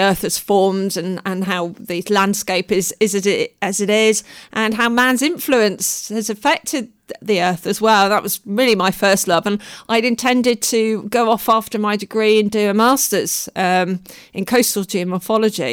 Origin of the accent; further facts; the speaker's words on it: Devon, South West England, United Kingdom; moved away; also born or lived in London; I grew up in Devon